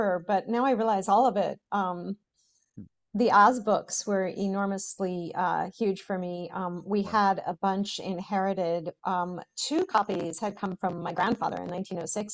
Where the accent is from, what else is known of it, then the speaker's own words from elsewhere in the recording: New England, United States; growing up in New England